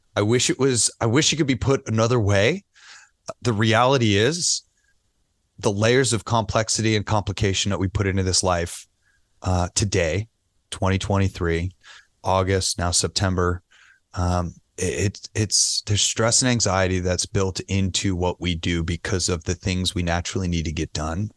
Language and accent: English; New York City, New York, United States; now in Las Vegas, United States; I'm a New Yorker